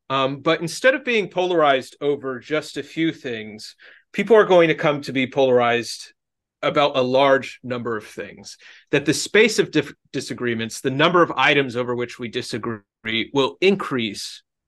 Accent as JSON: {"language": "English", "town": "Genoa", "region": "Liguria", "country": "Italy", "said": "no, I'm polarized because you know, I'm Italian, and specifically I'm from Genoa, you know."}